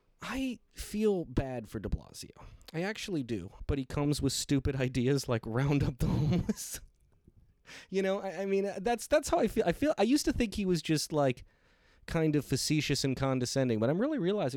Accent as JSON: {"language": "English", "town": "Detroit", "region": "Michigan", "country": "United States", "said": "because I came from Detroit, Michigan"}